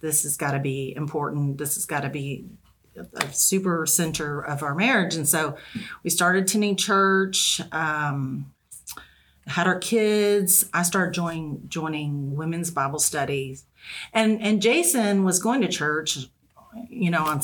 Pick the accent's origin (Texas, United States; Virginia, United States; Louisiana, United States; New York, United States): Texas, United States; moved away as an adult; now in Northwest Arkansas, United States; We're originally from Texas, so our family's still close and we can visit anytime